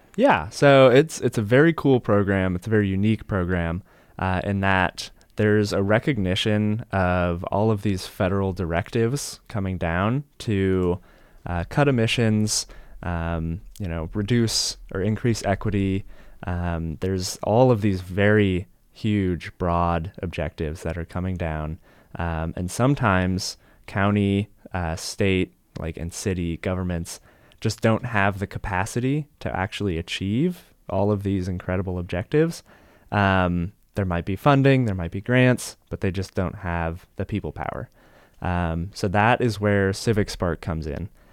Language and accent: English; Colorado Springs, Colorado, United States; moved away as an adult; now in California, United States; I grew up in Colorado Springs, Colorado